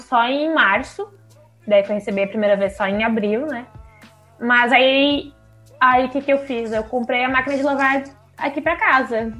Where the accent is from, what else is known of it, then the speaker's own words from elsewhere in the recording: Santa Catarina, Brazil; eu sou de Santa Catarina